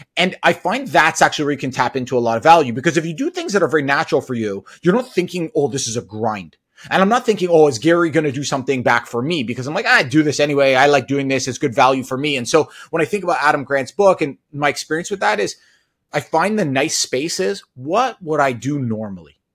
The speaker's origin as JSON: {"language": "English", "town": "Toronto", "region": "Ontario", "country": "Canada", "tie": "born or raised there", "also_born_or_lived": "United States", "said": "I grew up in the Toronto area"}